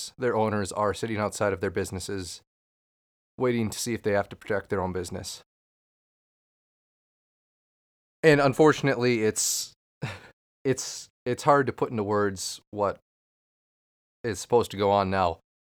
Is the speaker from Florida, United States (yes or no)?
no; Minnesota, United States; as a Minnesotan, we witnessed the murder of a fellow Minnesotan this week, and it's hard to come to terms that stuff like this is still happening, where we are killing fellow Minnesotans.